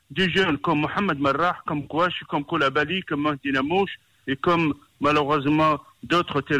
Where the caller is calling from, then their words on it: Paris, Île-de-France, France; Et je, vous appelle de Paris